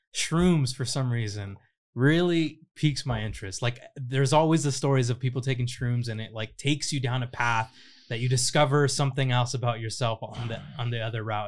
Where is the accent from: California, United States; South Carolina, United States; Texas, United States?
California, United States; Riverside; moved away as an adult; now in Los Angeles, United States; I grew up in Riverside.